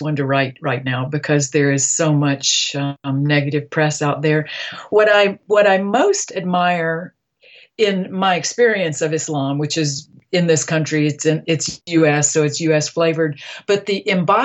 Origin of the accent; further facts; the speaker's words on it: Deep South, United States; I come from the Deep South, where religion is frequently at war with science